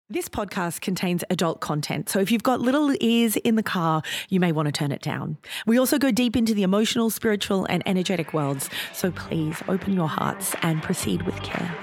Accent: Australia; accent: Australian; we record this podcast in Australia, as you can probably hear by our accents. We are both in Australia

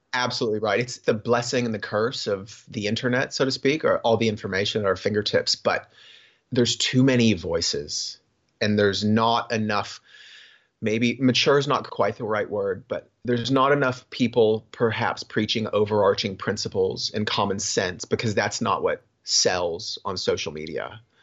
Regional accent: Florida, United States; also born or lived in Cocoa Beach, Florida / Sarasota, Florida / Gainesville, Florida; growing up in Florida, like, I was always coastal

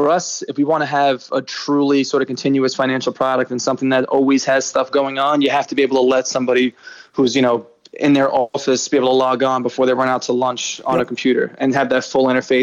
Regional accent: New York City, New York, United States; born or raised there

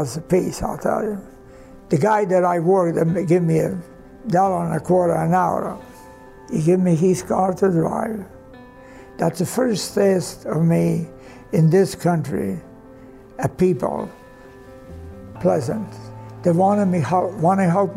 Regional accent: Croatia; English is a second language; moved away as an adult; also born or lived in Denver, Colorado; now in United States

